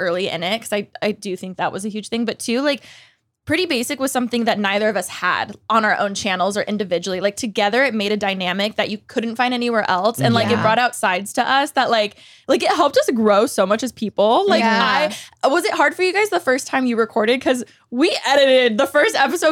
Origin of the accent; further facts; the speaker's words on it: Moreno Valley, California, United States; I grew up in Moreno Valley.